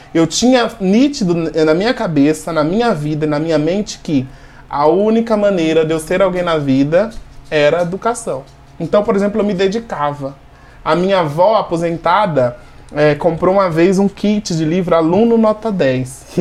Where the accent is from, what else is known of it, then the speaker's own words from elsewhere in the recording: interior of Sergipe, Brazil; now in Jundiaí, Brazil; eu sou nordestino, nasci no interior de Sergipe